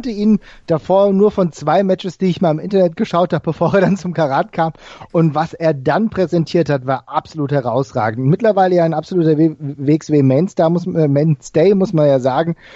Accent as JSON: {"language": "German", "town": "Frankfurt", "region": "Hesse", "country": "Germany", "said": "ich komme ja aus Frankfurt, der, aus dem Frankfurter Raum"}